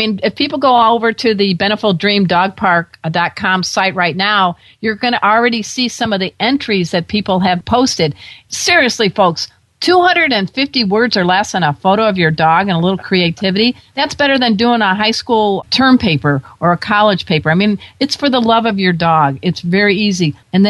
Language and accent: English; Midwest, United States; now in Southern California, United States; I'm a girl from the Midwest